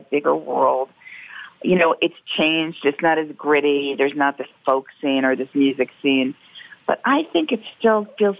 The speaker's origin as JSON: {"language": "English", "area": "Long Island", "region": "New York", "country": "United States", "tie": "born or raised there", "said": "I used to escape from Long Island"}